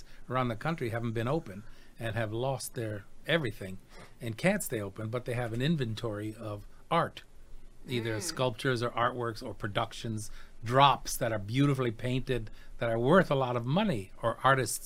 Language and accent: English; Detroit, Michigan, United States; accent: a little New York; also born or lived in New York / Cleveland / San Jose; now in Las Vegas, United States; I grew up in Detroit, and then I left and went to New York, and then I moved to Cleveland